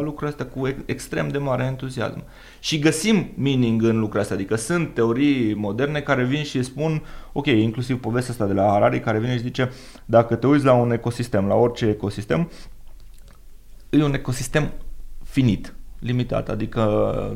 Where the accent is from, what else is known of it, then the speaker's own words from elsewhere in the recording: Romania; noi și ca și români